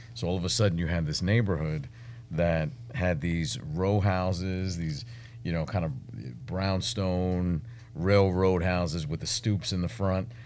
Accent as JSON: {"language": "English", "town": "New York City", "region": "New York", "country": "United States", "tie": "born or raised there", "also_born_or_lived": "Washington, D.C.", "moved": "as an adult", "lives_now": "Texas, United States", "said": "I was no different than anyone else growing up in Brooklyn"}